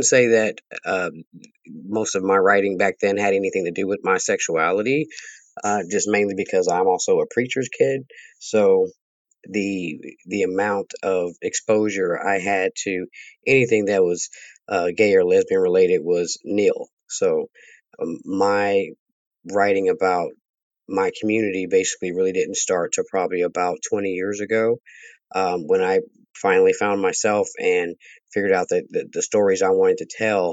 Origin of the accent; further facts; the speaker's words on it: Dallas, Texas, United States; I am from Dallas, Texas